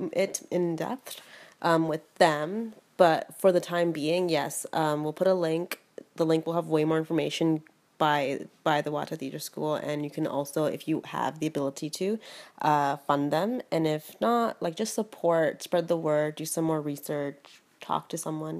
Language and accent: English; Toronto, Ontario, Canada; moved away; also born or lived in Houston; I was born in Toronto and like raised there for like raised here for half my life